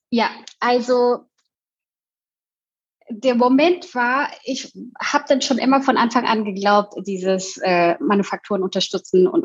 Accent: Indonesia; Und ich komme aus Indonesien und in Indonesien ähm, hat man sehr viele äh, Straßenessen, also Streetfood.

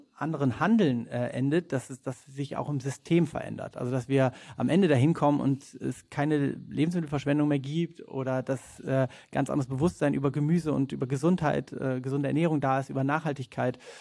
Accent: Rhineland, Germany; ursprünglich aus dem Rheinland, wie du schon gesagt hast, äh, auf einem Bauernhof groß geworden

